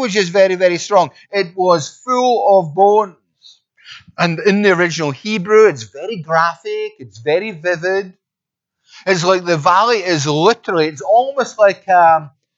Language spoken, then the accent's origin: English; Scotland, United Kingdom; accent: Scottish; I'm Scottish